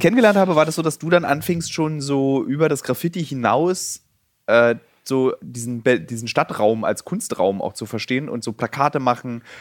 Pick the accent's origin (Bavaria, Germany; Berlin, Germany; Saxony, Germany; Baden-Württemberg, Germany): Berlin, Germany; damit haben wir Berliner, also die gebürtigen Berliner